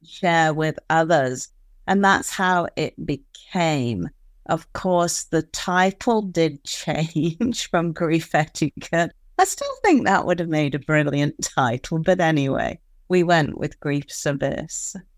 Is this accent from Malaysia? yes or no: no; United Kingdom; being a Brit